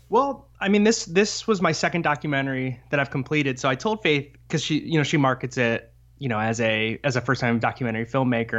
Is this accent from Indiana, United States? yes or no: yes; Fort Wayne, Indiana, United States; I grew up in Fort Wayne, Indiana